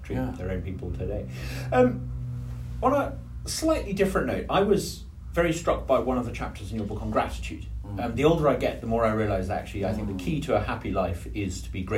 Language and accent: English; England, United Kingdom; as an Englishman